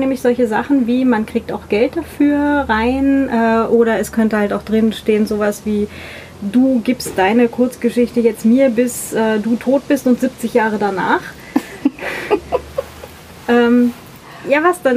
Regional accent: Northern Germany, Germany; now in Vienna, Austria; Ich komme aus Norddeutschland

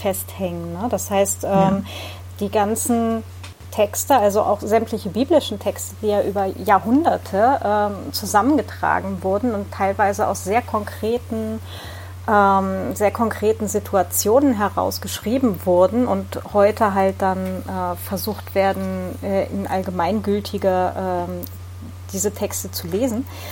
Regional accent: Hildesheim, Lower Saxony, Germany; Norddeutschland und äh, ich bin dann acht Jahre in Hildesheim zur Schule gegangen

